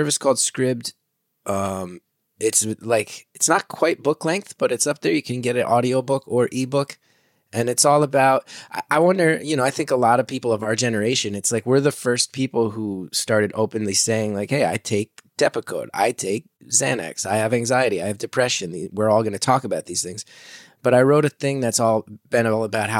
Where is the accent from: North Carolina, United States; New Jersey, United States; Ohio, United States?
New Jersey, United States; when we were growing up in Jersey